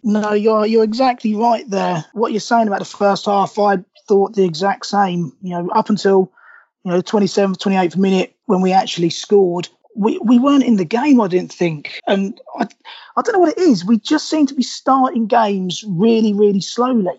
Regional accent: Milton Keynes, South East England, United Kingdom; I born and raised in Milton Keynes. My parents from Sunderland

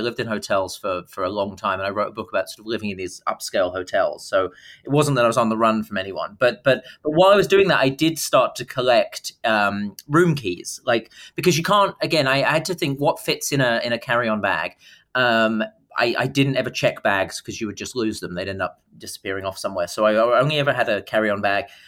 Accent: Dartford, South East England, United Kingdom; moved away; growing up in, in Dartford and Kent

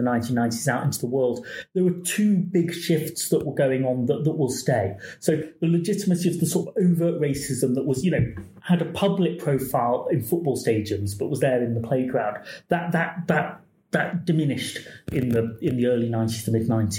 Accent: Yorkshire and the Humber, United Kingdom; I'm born British in Yorkshire in 1974

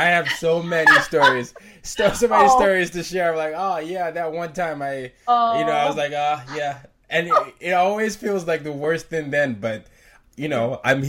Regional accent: Nigeria; because I'm a Nigerian, right? And my, you know, a lot of times no one knows that I am Nigerian. I know why, you know, it could be the way I sound, whatever.

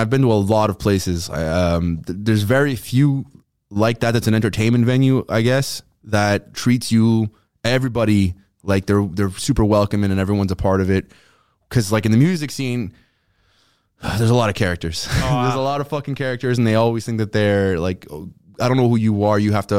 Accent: Montreal, Quebec, Canada; And when they find out we're from Montreal or you're from Montreal, they almost treat you like a god because you're from the city of Montreal

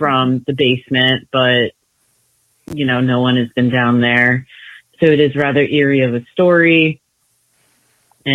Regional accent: Ocean City, New Jersey, United States; now in Passaic County, United States; I'm originally from Cape May County, and I grew up in Ocean City

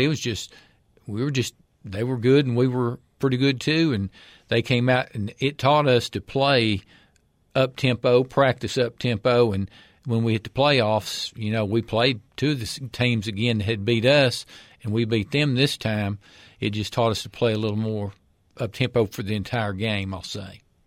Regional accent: Hilham, Tennessee, United States; grew up in Overton County, little rural area, Hillham, Tennessee. That's where I'm from

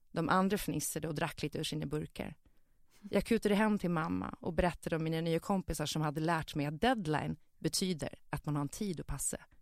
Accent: Visby, Gotland, Sweden; min uppväxt i Visby innerstad

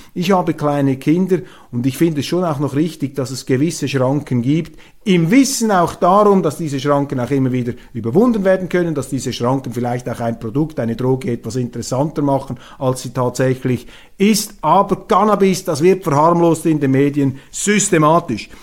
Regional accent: Switzerland; Als Schweizer

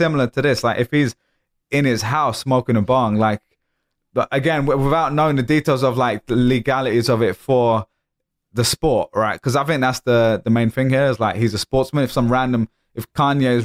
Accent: United Kingdom; we obviously grew up in the UK

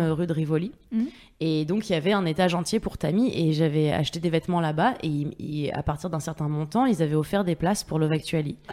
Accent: Paris, Île-de-France, France; j'ai grandi à Paris

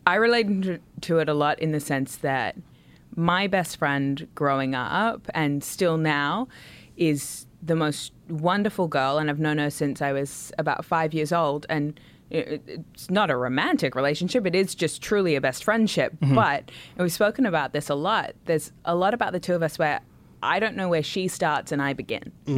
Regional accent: Australia; I'm from Australia.

